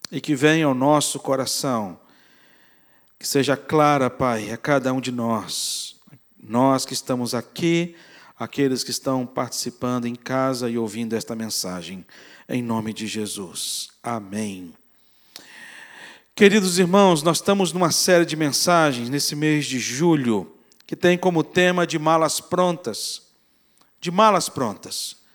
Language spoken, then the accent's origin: Portuguese; Capixaba, Espírito Santo, Brazil; now in Rio de Janeiro, Brazil; Eu sou capixaba e, como capixaba, eu tenho um, uh, morando aqui no Rio já há algum tempo